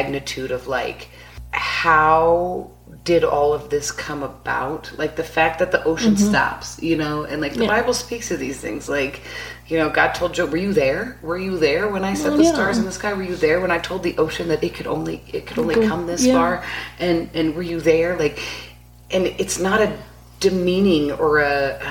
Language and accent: English; West Coast, United States; I grew up on the West Coast